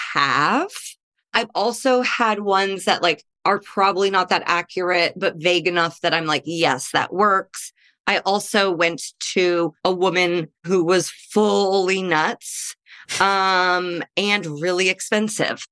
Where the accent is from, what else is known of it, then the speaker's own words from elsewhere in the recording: Midwest, United States; now in Los Angeles, United States; I'm a Midwesterner in L